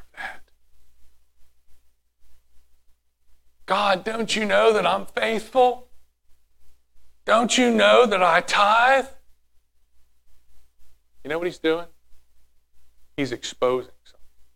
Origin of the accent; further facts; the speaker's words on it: United States; I'm American.